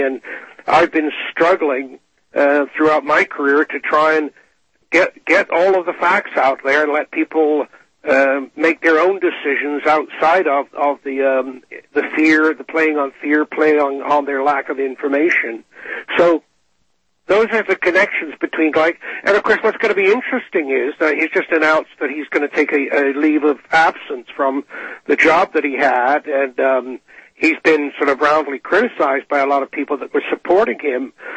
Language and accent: English; England, United Kingdom; now in Canada; I was born in England, uh, emigrated to Canada in 1957